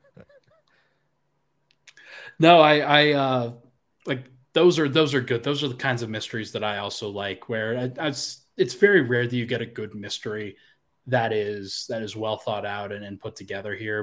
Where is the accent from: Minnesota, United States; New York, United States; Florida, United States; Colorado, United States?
Colorado, United States; moved away; also born or lived in South Carolina; I was from Colorado in South Carolina